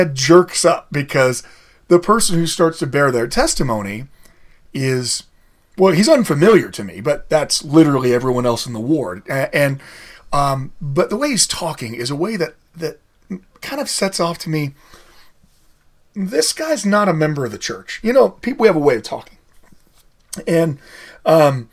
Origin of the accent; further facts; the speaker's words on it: Idaho, United States; also born or lived in Colorado; now in Utah, United States; I'm actually from Idaho originally